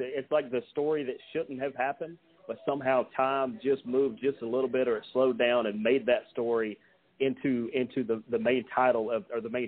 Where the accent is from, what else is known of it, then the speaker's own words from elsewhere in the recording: Dallas, Georgia, United States; I see how many people are from Paulding County because my hometown is Dallas. I live